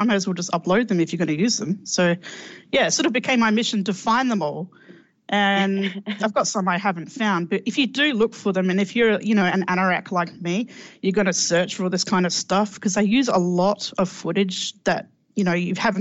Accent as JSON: {"language": "English", "country": "Australia", "said": "I'm Australian"}